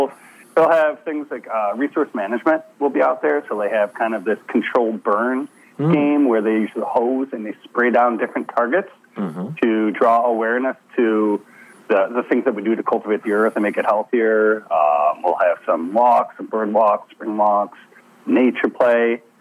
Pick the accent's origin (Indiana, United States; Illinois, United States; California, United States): Illinois, United States; Chicago; accent: Canadian; I have a Canadian accent, and I'm from Chicago